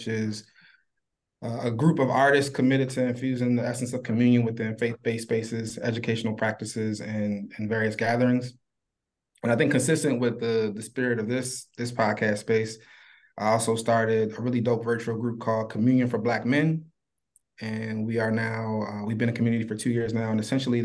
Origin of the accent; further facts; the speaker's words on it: Baltimore, Maryland, United States; Originally, I'm from and still living in Baltimore, Maryland. I spent first like 26 years of my life in Baltimore